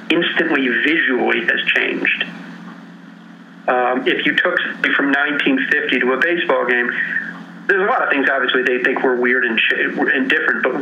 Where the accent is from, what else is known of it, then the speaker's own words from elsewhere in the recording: Chicago, Illinois, United States; I grew up in Chicago. Uh, my mother had grown up in Chicago a, uh, in a house down the block from ours.